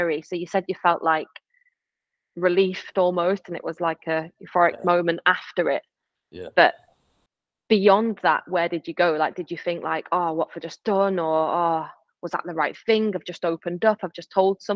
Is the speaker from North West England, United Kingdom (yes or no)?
yes; Stockport, North West England, United Kingdom; from Manchester, but from like council estate in Stockport